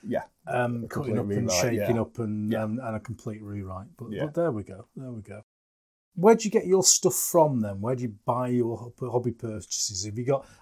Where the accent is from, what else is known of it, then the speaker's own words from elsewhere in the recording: England, United Kingdom; I'm English, and I can't speak your language.